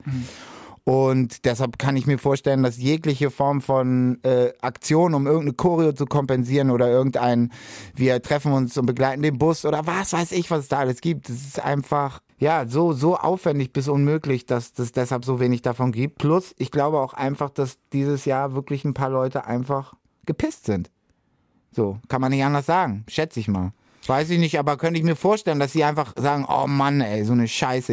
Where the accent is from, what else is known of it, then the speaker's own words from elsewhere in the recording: Hamburg, Germany; Ich komme aus Hamburg City